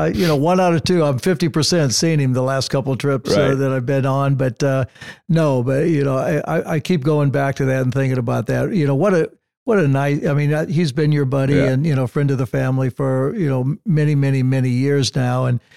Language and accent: English; Illinois, United States; also born or lived in California; now in Santa Barbara, United States; Growing up in Illinois, when we had snow like